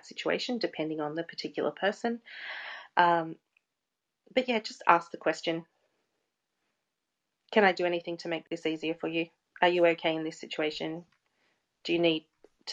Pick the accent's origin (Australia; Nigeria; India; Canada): Australia; Geelong, Victoria; I was born in Geelong